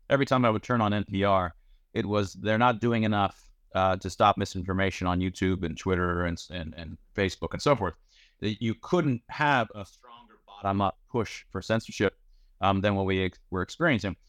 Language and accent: English; United States; I'm, I'm from Iran. My father's from Iran. My wife is from Iran. I was born in the United States.